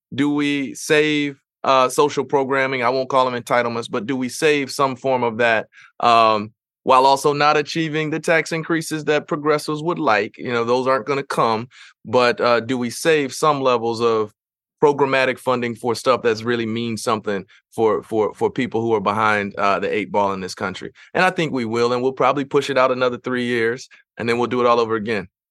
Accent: Missouri, United States; in Missouri, my home state

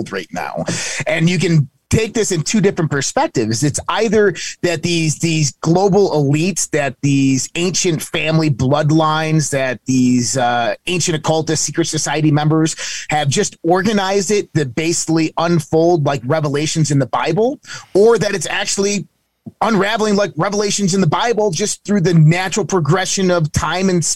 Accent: United States; I grew up in the United States of America

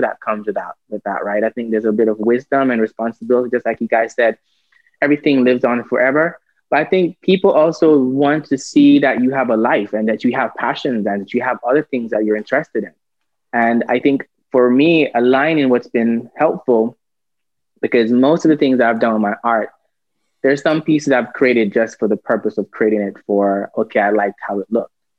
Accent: Jamaica; I'm a Jamaican by birth

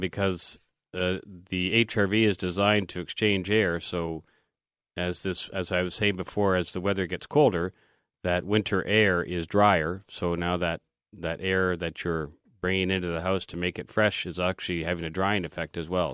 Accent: Canada; as a Canadian

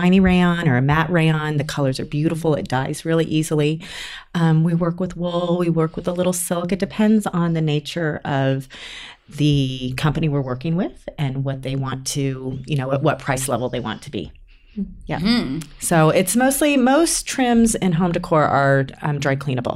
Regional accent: California, United States; I grew up in California and I went to UC Berkeley

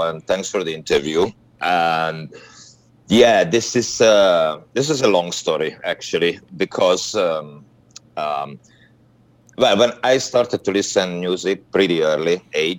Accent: Hungary; English is a second language; I'm from Hungary. We were in a communist country

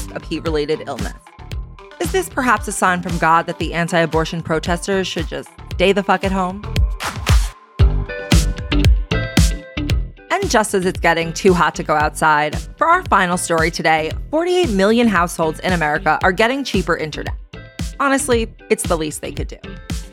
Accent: New York City, New York, United States; as a New Yorker

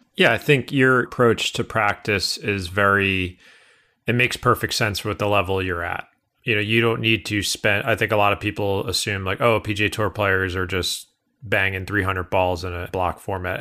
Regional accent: Northeast, United States; I'm from the Northeast.

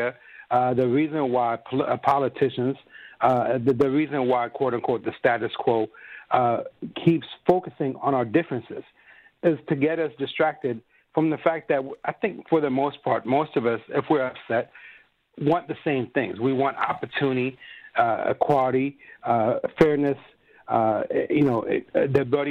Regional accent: Ethiopia; moved away; I come from Ethiopia

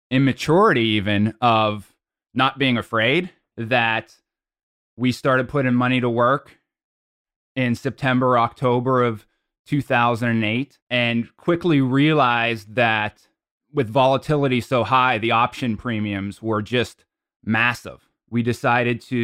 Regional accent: Pittsburgh, Pennsylvania, United States; moved away as an adult; I kind of moved out of my hometown of Pittsburgh

